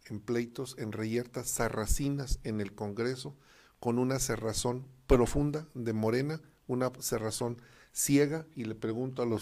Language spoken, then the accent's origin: Spanish; Aguascalientes, Mexico; somos más de derecha en Aguascalientes.